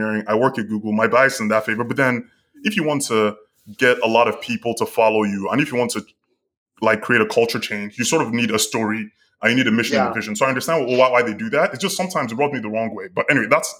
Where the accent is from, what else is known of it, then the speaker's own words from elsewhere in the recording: Nigeria; growing up in Nigeria